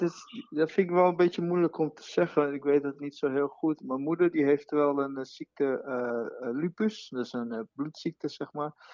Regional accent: Brazil; Dutch is a second language; now in Netherlands; Ik ben Braziliaan

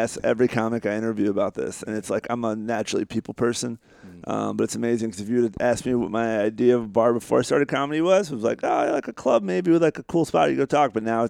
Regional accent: United States; now in London, United Kingdom; I'm American.

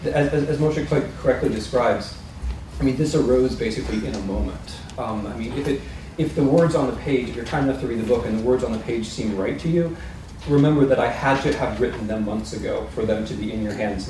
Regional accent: United States; Although I'm American, right?

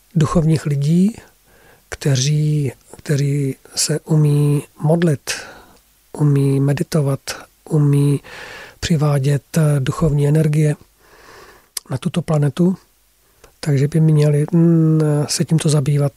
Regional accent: Czechia; first language Czech; tady máme mateřský jazyk, český jazyk, máme tady také naši historii

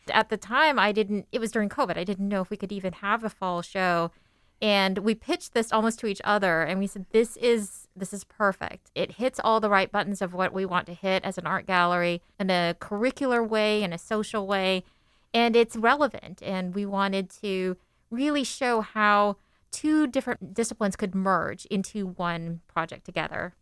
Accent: Seattle, Washington, United States; I was born in in Seattle, but my parents were immigrants from the Philippines

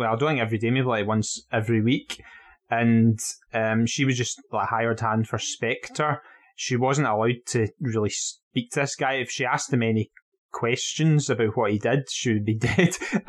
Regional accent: Dunoon, Scotland, United Kingdom; listen, man, I'm from Dunoon.

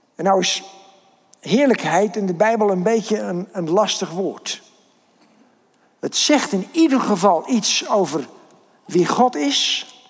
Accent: Kinderdijk, South Holland, Netherlands; ik kom uit Kinderdijk

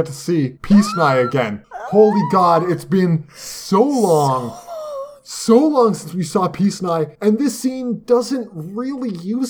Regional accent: Canada; As a Canadian, right?

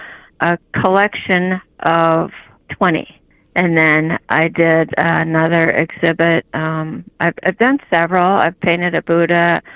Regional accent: California, United States; also born or lived in Japan / Erskine, Minnesota; My father was retired military, So I was born in Japan and I grew up in California, and then they moved to a hobby farm in Erskine, And that's where I graduated.

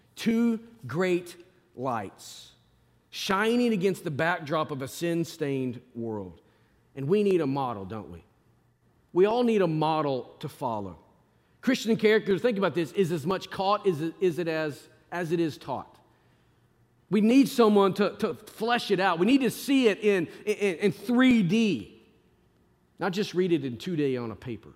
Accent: Arkansas, United States; moved away; I grew up in Arkansas

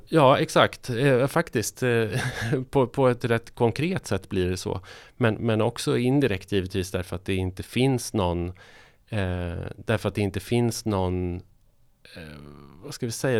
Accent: northern Sweden, Sweden; moved away; jag kommer från norra Sverige

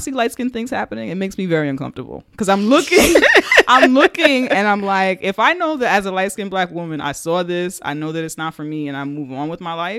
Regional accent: Bronx, New York, United States; We're from the Bronx

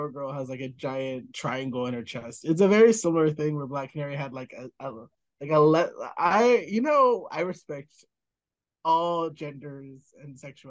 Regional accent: United States; as an American, I demand to quantify things.

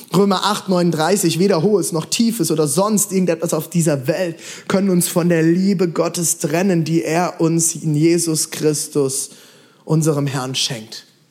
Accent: Mainz, Rhineland-Palatinate, Germany; Mainz, ich komme aus Mainz

